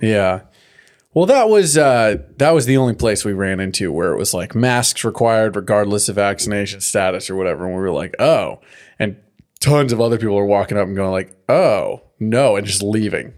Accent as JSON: {"language": "English", "region": "California", "country": "United States", "tie": "born or raised there", "said": "growing up in California, having this drought"}